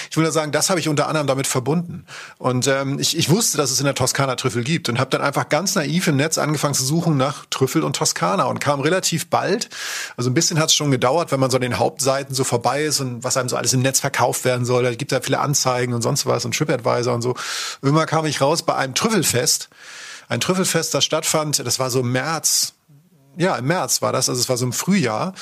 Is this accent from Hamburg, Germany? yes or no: no; Schleswig-Holstein, Germany; Bei uns war es tatsächlich dann durch die Nähe in Schleswig-Holstein eher Skandinavien